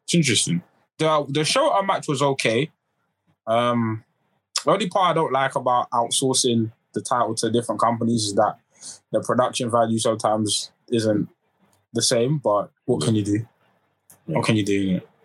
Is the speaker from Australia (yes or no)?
no; United Kingdom; us as British fans